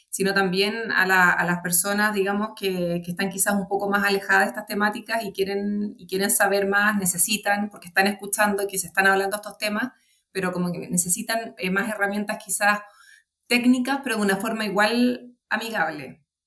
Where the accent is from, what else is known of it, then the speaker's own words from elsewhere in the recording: Chile; also born or lived in Santiago / Puerto Varas; yo podría ser Santiaguina y Puerto Varina